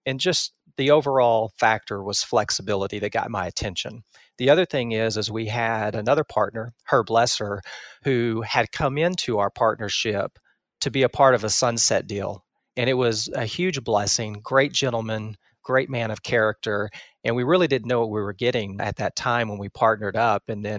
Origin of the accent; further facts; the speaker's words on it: Texas, United States; Yeah, I've been in Texas my entire life. I grew up in East Texas, typical middle-class family